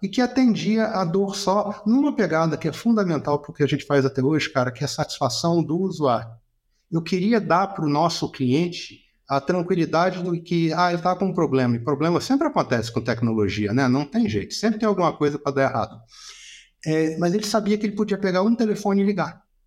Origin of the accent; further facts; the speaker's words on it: Brasília, Federal District, Brazil; a gente é de Brasília, tá? Eu nasci e me criei aqui